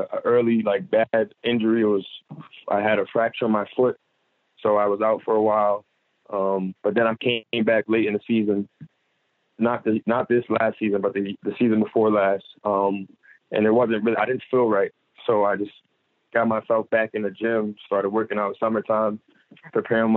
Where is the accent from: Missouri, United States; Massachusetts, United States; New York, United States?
New York, United States; I'm from New York, so it's like still home too. Like, that's my first home.